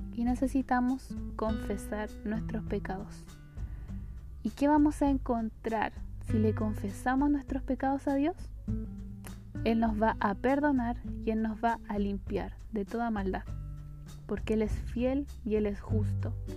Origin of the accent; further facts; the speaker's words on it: Chile; soy chilena